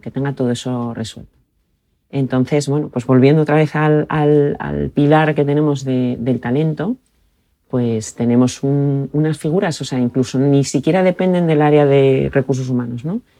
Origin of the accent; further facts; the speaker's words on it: Oviedo, Asturias, Spain; also born or lived in Brussels, Belgium; yo soy de Oviedo, estudié en el Colegio de los Jesuitas aquí en, Oviedo